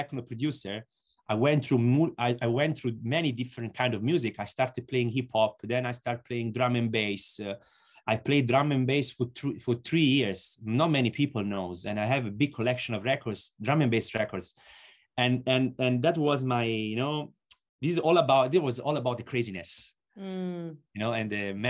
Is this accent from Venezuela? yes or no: no; Lucca, Tuscany, Italy; Lucca, and it's 70 kilometers from Florence. And Florence, let's say, is the biggest city close to my hometown.